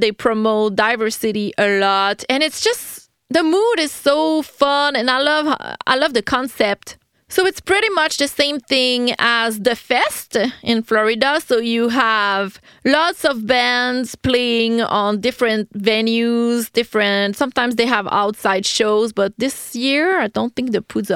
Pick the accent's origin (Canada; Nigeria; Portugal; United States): Canada; Quebec City, Quebec; first language French; English is a second language; I'm from Quebec City in Canada